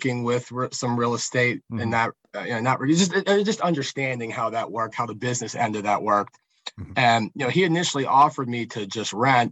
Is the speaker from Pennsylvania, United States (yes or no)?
yes; south of Pittsburgh, between Pittsburgh and Morgantown, Pennsylvania, United States; it's in my hometown